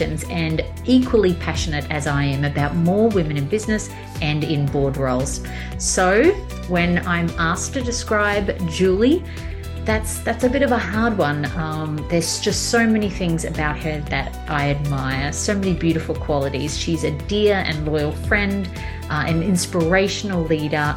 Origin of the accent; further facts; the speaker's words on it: Australia; a company in my hometown, Australia